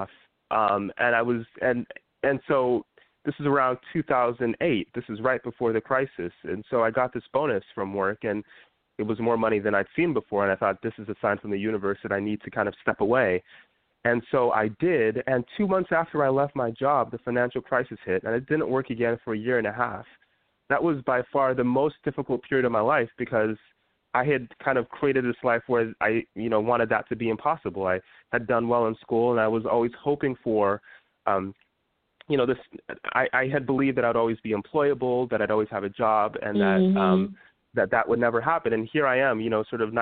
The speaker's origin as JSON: {"language": "English", "region": "Utah", "country": "United States", "tie": "born or raised there", "moved": "yes", "lives_now": "Washington DC, United States", "said": "when I was younger, I grew up in Utah"}